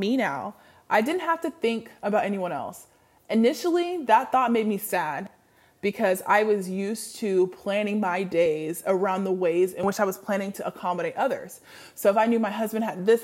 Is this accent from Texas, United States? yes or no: no; Washington, United States; moved away as an adult; also born or lived in the South; I moved back to Washington, back to my home state